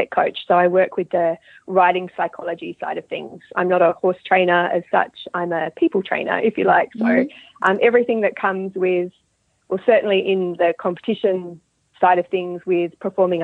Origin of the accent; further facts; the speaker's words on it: Australia; moved away as an adult; now in Dunedin, New Zealand; I'm originally from Australia. So I'm an Australian living in New Zealand. And I grew up breeding and riding horses in Australia.